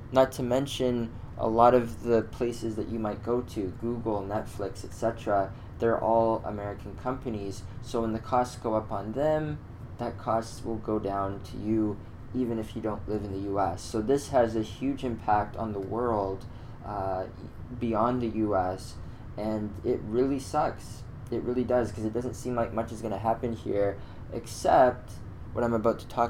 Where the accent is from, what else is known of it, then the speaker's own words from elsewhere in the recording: Canada; I'm a Canadian, I'm in Toronto